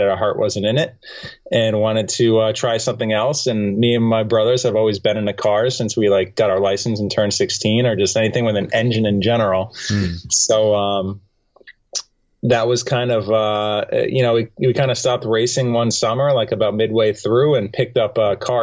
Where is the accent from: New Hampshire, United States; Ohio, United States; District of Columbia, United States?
New Hampshire, United States; we grew up in New Hampshire